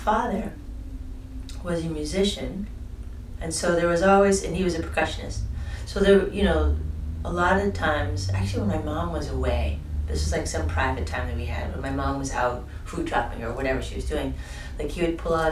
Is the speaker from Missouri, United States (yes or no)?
no; Boston, Massachusetts, United States; moved away as an adult; also born or lived in Amherst, Massachusetts / Northampton, Massachusetts / New York City; now in Montreal, Canada; I was in Boston until I was 19.